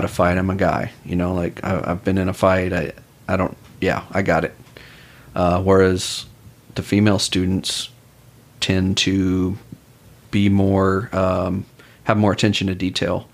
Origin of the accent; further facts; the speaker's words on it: Austin, Texas, United States; I'm from Austin originally